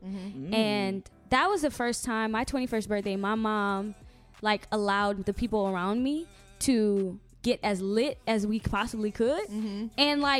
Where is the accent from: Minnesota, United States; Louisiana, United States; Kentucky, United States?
Louisiana, United States; Lafayette; moved away; I am not from New Orleans. I am from Lafayette, Louisiana.